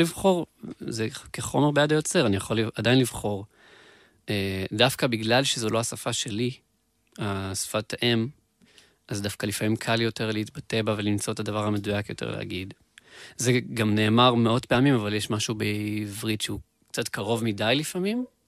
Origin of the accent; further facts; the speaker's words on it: Beersheba, Southern District, Israel; moved away as an adult; now in central Israel; אני שם גדלתי